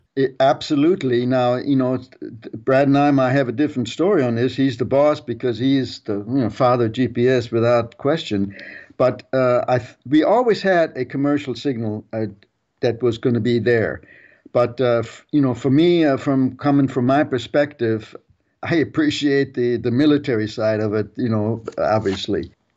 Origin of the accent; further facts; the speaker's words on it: Germany; moved away; I was a World War Two kid growing up in Germany